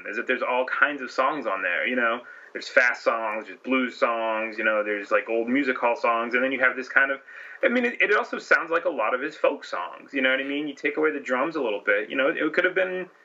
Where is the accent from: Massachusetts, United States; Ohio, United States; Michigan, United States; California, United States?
Massachusetts, United States; I'm from Massachusetts